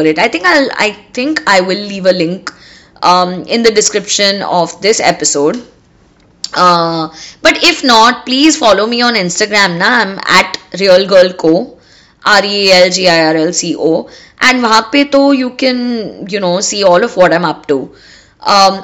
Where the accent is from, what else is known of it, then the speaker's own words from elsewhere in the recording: India; we as Indian girls